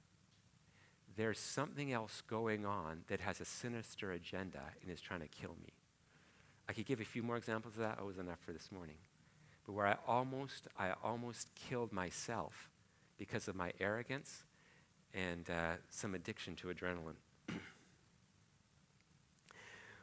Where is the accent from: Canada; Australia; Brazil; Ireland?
Canada; Port Alberni, British Columbia; I'm from Port Alberni on Vancouver Island